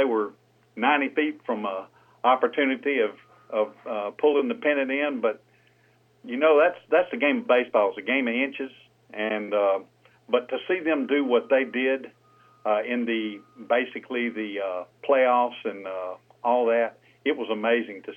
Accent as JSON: {"language": "English", "town": "Saraland", "region": "Alabama", "country": "United States", "tie": "born or raised there", "also_born_or_lived": "Pensacola, Florida", "moved": "as an adult", "lives_now": "Cantonment, United States", "said": "I'm originally from Mobile, and that's where I grew up, in a little town around Mobile called Saraland. But I'm in Pensacola right now."}